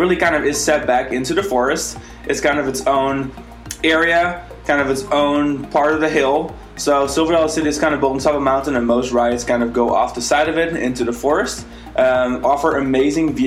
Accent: Netherlands; now in Florida, United States; I am from the Netherlands.

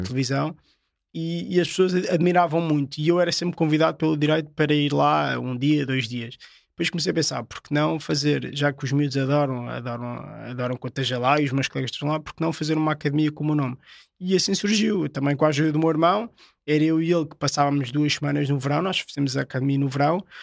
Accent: Portugal; also born or lived in France; O único português que está aqui

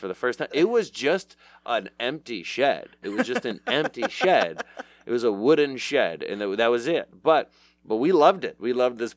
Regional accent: Southfield, Michigan, United States; I grew up in Southfield, at 8 Mile

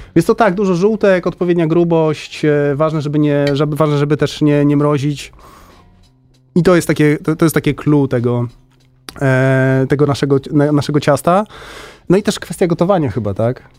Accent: Warsaw, Masovian Voivodeship, Poland; ja jestem z Warszawy

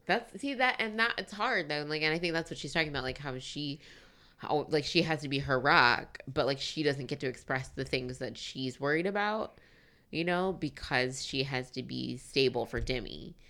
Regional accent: United States; we're American

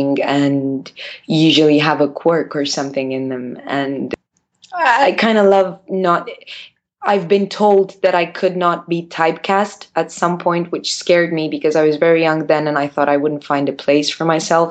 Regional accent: Bucharest, Romania; I was born in Bucharest and raised in Bucharest, where I live right now

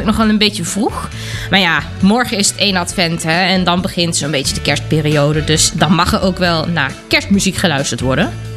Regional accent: Germany; moved away; kom ik uit Duitsland

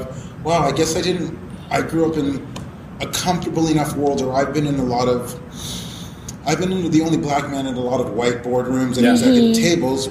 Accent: Mississauga, Ontario, Canada; I grew up in white suburb. I'm from Mississauga suburbs.

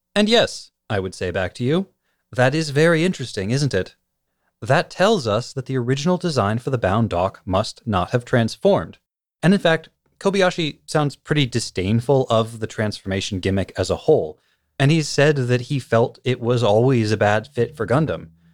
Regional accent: United States; I'm from the United States

